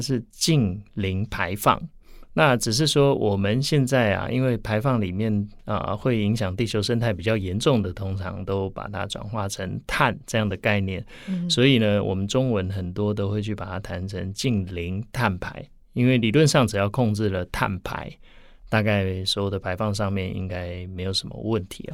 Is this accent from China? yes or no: no; Taiwan; 在我们台湾这边